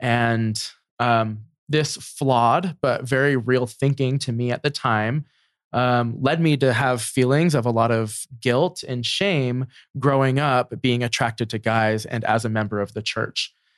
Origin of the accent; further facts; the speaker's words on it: New Jersey, United States; I'm very thankful for my experience growing up in New Jersey.